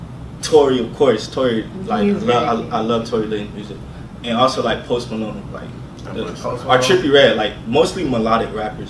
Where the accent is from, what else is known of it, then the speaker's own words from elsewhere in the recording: Jamaica; Our culture, like, we're both Jamaican, so it's like, our parents, they be living there, like they be living for years, man.